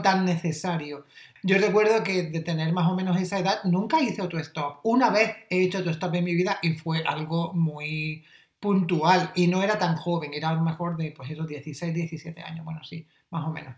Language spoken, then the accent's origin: Spanish; Almería, Andalusia, Spain; en mi pueblo, que es un pueblo de Almería